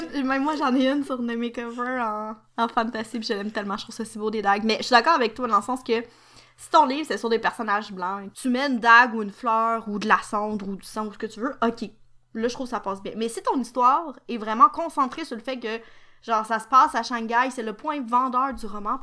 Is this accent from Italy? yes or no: no; Quebec, Canada; Je suis québécoise